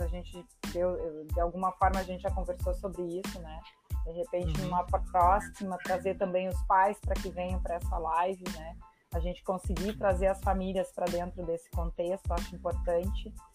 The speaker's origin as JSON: {"language": "Portuguese", "area": "Salvador do Sul / Barbacena", "region": "Rio Grande do Sul", "country": "Brazil", "tie": "born or raised there", "said": "Cristina é uma colega minha lá de Salvador Colocar do Sul, lá da onde eu venho, da minha terrinha lá de Barbacena"}